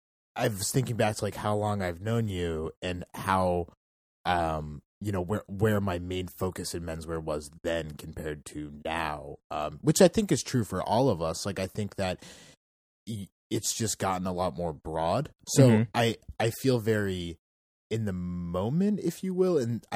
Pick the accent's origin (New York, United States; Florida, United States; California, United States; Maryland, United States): Maryland, United States; Bethesda; I grew up in Bethesda, Maryland.